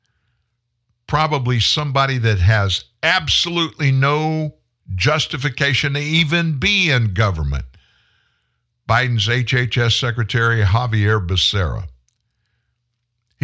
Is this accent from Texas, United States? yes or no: yes; Pasadena, Texas, United States; now in Shreveport, United States; I was born in Pasadena, Texas. It's a Houston suburb